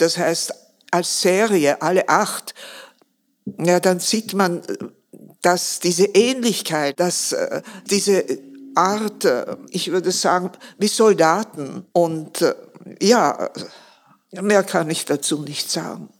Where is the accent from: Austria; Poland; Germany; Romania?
Austria; Vienna; Ich bin 1933 geboren. Meine Kindheit habe ich im Zweiten Weltkrieg erlebt. Ich habe alle Bombenangriffe auf Wien erlebt